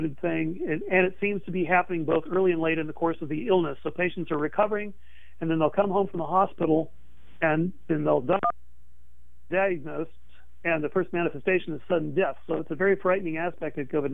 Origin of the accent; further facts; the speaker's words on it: Texas, United States; moved away; I came from Texas.